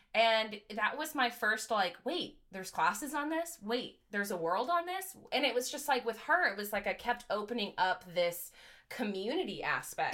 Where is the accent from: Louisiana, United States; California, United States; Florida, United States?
California, United States; Grass Valley; moved away as an adult; now in Louisville, United States; I was born and raised in Grass Valley, California.